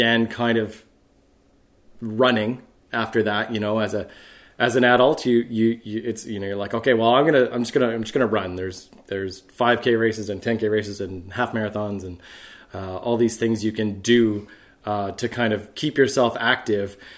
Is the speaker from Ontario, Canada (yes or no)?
no; Winnipeg, Manitoba, Canada; I grew up in Winnipeg